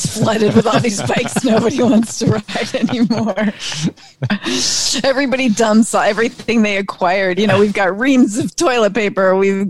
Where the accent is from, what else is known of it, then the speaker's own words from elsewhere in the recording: Palmyra, New York, United States; I grew up near in Palmyra, New York.